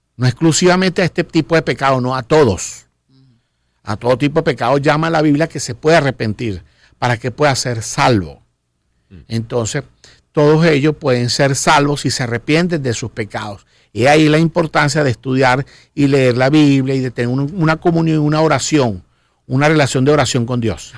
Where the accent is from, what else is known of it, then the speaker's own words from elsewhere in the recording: Venezuela; yo soy cristiano venezolano